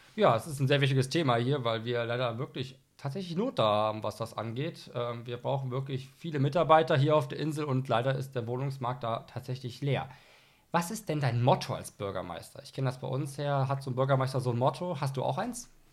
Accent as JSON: {"language": "German", "region": "Rhineland", "country": "Germany", "said": "ich komme aus dem Rheinland"}